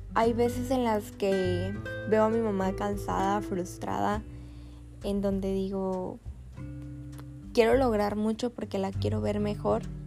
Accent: Altamira, Tamaulipas, Mexico; soy de Altamira, Tamaulipas

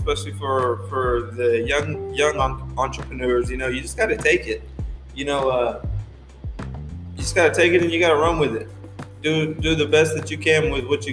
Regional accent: Borger, Texas, United States; now in Lubbock, United States; I was born here in Lubbock, but we moved to a little town up north, about 2.5 hours from here, Borger, Texas. And that's where I was raised

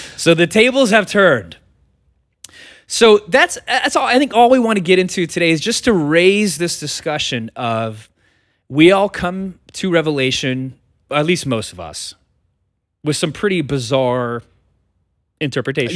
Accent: United States; we as American Christians in two thousand twenty-three

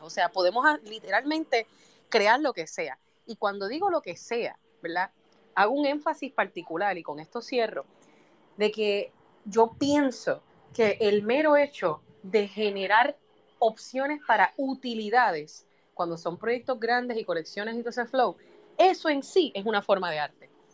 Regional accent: Puerto Rico; yo soy boricua

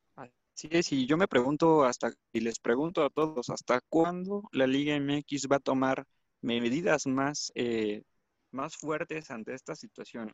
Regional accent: Mexico; nuestro país

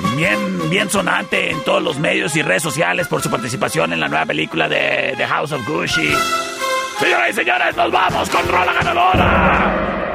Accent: Chihuahua, Mexico; Yo soy chihuahuense hasta el tope

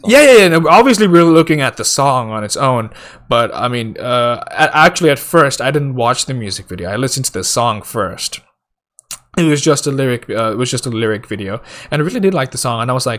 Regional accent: India; because I'm Indian, right?

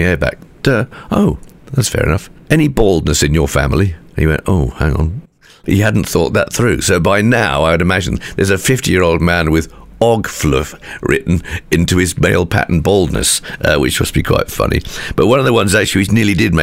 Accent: Midlands, United Kingdom; moved away; also born or lived in North East England; I grew up in the Midlands

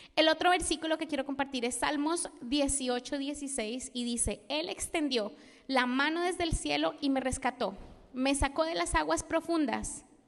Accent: Colombia; moved away; also born or lived in Spain; Yo soy colombiana

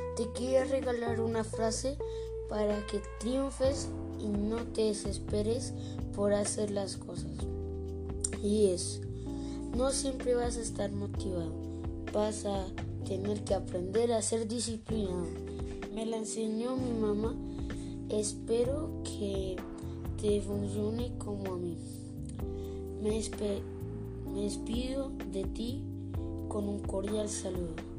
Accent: Bogotá, Colombia; Soy de Bogotá y vivo en Chapinero.

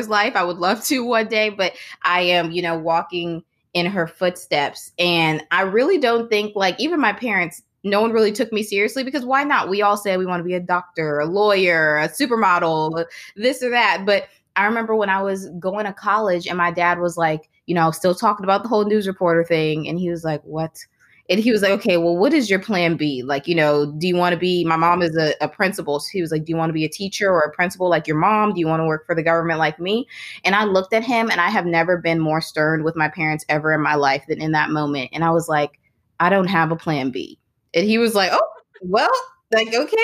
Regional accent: New Orleans, Louisiana, United States; also born or lived in Baton Rouge; I'm from New Orleans, Louisiana

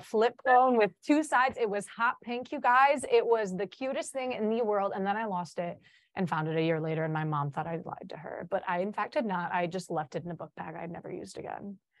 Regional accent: Chicago, Illinois, United States; first language Polish; English is a second language; I'm from Chicago.

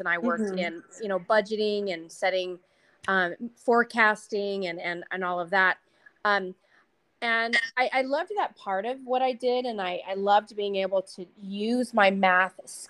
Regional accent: Arizona, United States; moved away as an adult; also born or lived in Missouri; now in Fountain Hills, United States; I grew up in Arizona.

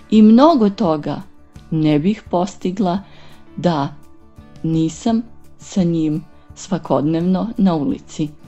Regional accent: Niš, Nišava District, Serbia; dolazim iz Niša.

